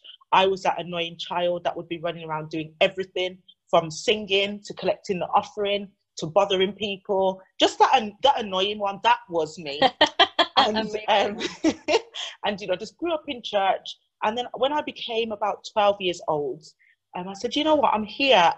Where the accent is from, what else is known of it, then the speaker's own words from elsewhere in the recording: United Kingdom; also born or lived in Jamaica (ancestry) / Chicago, United States; My parents were born here and I'm a third generation descendant from that beautiful island. So that's what I identify as. I'm British Caribbean.